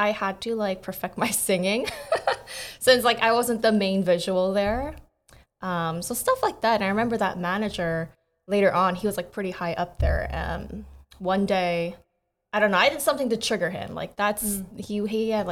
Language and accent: English; United States; moved away as an adult; also born or lived in South Korea; So I was born in Korea, but when I was 8, I immigrated. So I technically grew up in America and I went back.